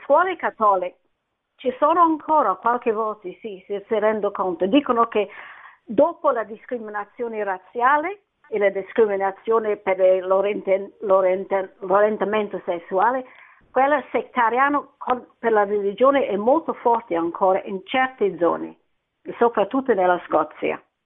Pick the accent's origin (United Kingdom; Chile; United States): United Kingdom; Scotland; Italian is a second language; now in London, United Kingdom; io sono scozzese ma abito a Londra